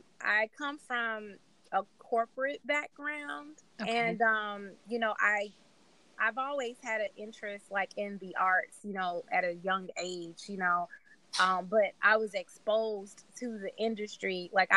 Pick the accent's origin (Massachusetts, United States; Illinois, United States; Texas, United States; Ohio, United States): Illinois, United States; Chicago; I am from Chicago.